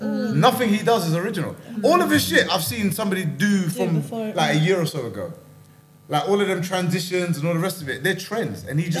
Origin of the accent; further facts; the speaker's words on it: London, United Kingdom; moved away as an adult; also born or lived in Jamaica; now in Scotland; I grew up in London